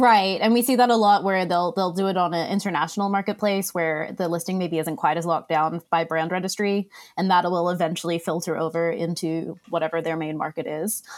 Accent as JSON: {"language": "English", "country": "Australia", "tie": "born or raised there", "accent": "Boston mixed with Australian", "moved": "yes", "lives_now": "Boston, United States", "said": "Originally, I grew up in Australia."}